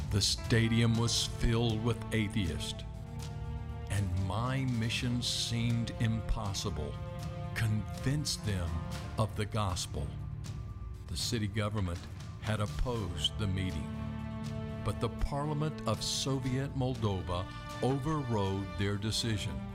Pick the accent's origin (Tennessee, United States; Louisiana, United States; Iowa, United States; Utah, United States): Louisiana, United States; I come from Louisiana